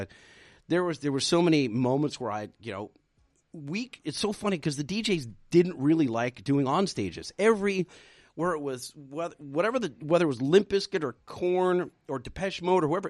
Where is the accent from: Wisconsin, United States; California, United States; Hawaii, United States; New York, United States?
California, United States; Anaheim; I'm in my hometown talking to 60,000 people